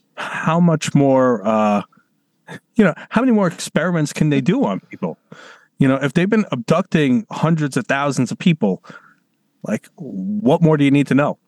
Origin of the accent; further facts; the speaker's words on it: New York City, New York, United States; I'm from New York City